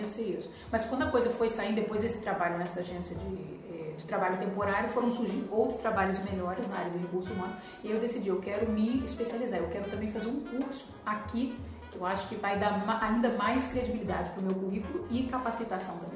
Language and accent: Portuguese; Vitória, Espírito Santo, Brazil; moved away as an adult; also born or lived in Spain; eu sou de Vitória, Espírito Santo, fiz faculdade na UFES de Psicologia e trabalhei aqui durante dois anos.